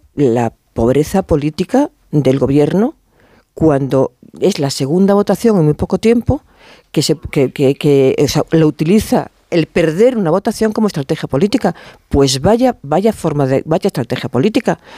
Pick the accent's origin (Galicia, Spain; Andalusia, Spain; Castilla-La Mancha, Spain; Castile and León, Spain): Galicia, Spain; como gallega